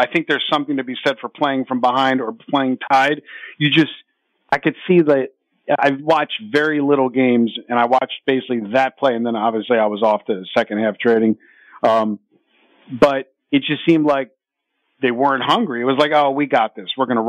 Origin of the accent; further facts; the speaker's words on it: Baltimore, Maryland, United States; I'm from Baltimore.